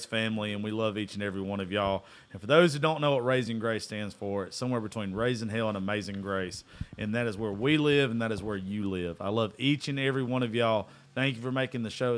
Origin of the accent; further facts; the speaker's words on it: South Georgia, United States; I'm from South Georgia.